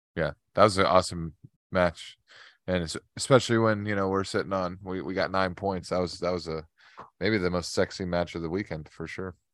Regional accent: United States; I'm American

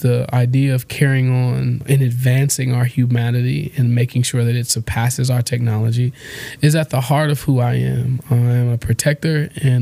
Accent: Detroit, Michigan, United States; I was born here in Detroit, Michigan, right between Dexter and Linwood. I went to Central High School, Durfee Middle School, Malcolm X Academy, Wayne State University

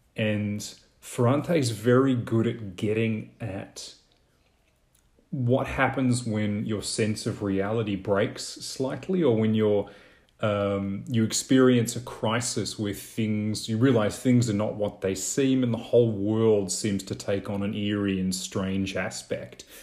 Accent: Australia; in Australia, I really don't think we have any e-, equivalent for English speakers of dialects

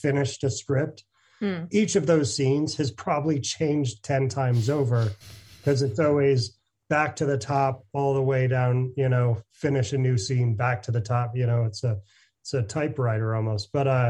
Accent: Cooperstown, New York, United States; But so I grew up around Cooperstown

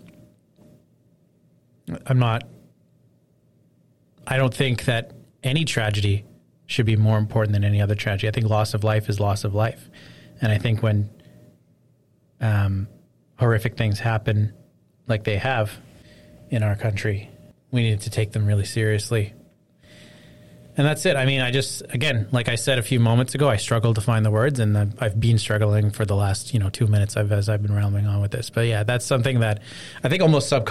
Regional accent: Canada; as a Canadian

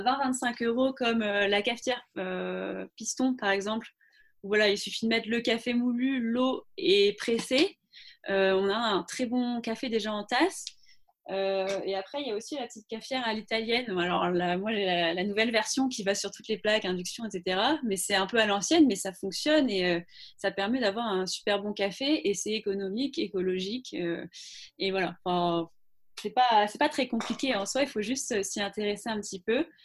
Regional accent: Brittany, France; moved away as an adult; also born or lived in London; now in Nantes, France; je suis bretonne d'origine

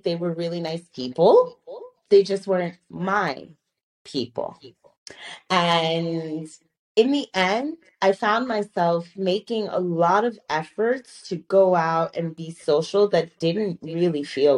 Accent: New York, United States; moved away as an adult; I was in New York. I grew up in New York

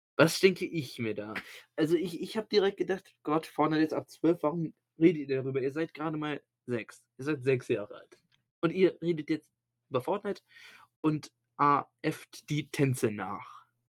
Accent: Germany; bei uns in Deutschland

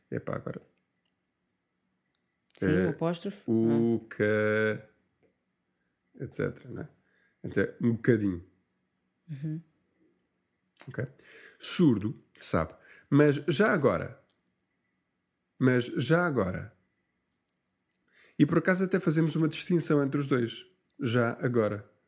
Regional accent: Lisbon, Portugal; Uh, and I don't actually say I'm from Lisbon. I say I am Singer. And what we were saying was that Singer is like the nickname for people come from Lisbon

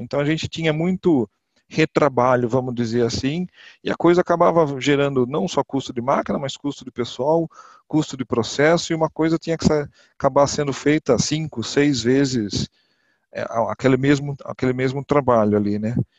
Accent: Botucatu, São Paulo, Brazil; eu sou do interior de São Paulo, da cidade de Botucatu

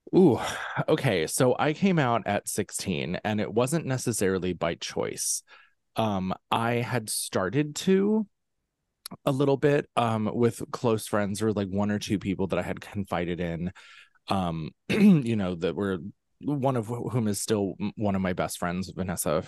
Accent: central Pennsylvania, United States; I'm from central Pennsylvania, right in the heart of Amishland, um, which is, you know, a very, very, um, interesting kind of place to grow up

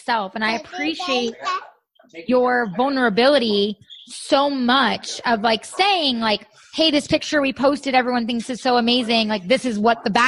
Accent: New York, United States; moved away; we're from New York. So like they, you know, all our family's on the East Coast

